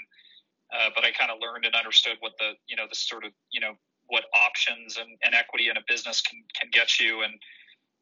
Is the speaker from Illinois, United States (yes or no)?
no; Denver, Colorado, United States; also born or lived in Switzerland / Austin, Texas / Palo Alto, California; I grew up in Denver, Colorado